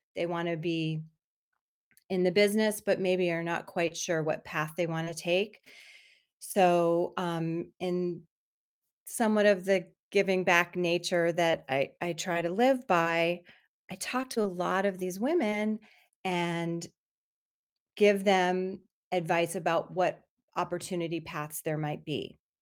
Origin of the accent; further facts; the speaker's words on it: Miami, Florida, United States; moved away; I grew up in Miami, Florida